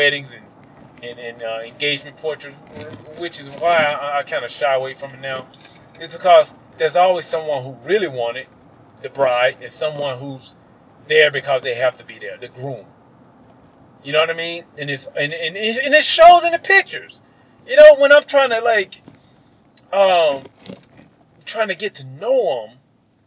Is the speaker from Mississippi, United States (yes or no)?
yes; Mississippi, United States; my growing up in Mississippi